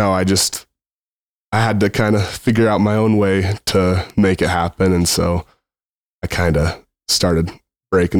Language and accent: English; Grantsville, Utah, United States; from Grantsville, Utah, I've always lived in Grantsville, went to Grantsville High School